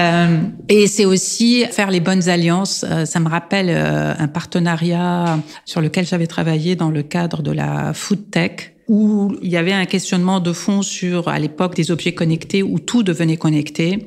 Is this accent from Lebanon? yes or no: yes; Lebanon; moved away; je suis libanaise et arménienne